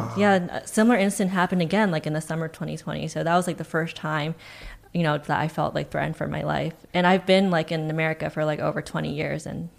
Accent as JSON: {"language": "English", "region": "New Jersey", "country": "United States", "tie": "born or raised there", "said": "growing up in New Jersey, I did grow up in predominantly like white and East Asian kind of neighborhood."}